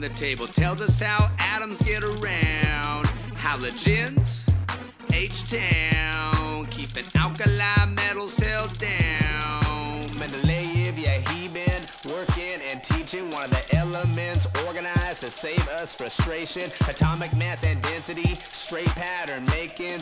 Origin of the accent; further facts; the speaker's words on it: Stockton, California, United States; also born or lived in Greenwood, Mississippi; trickling back to home, to, to Stockton, to my hometown